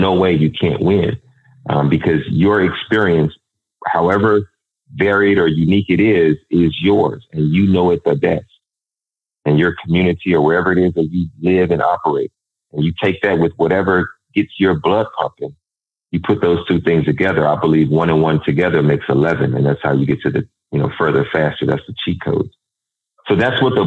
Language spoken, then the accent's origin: English; Dallas, Texas, United States; growing up in South Dallas